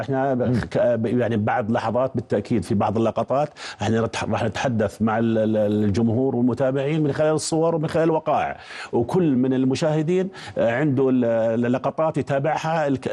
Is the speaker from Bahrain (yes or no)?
no; Jordan; احنا كاردنيين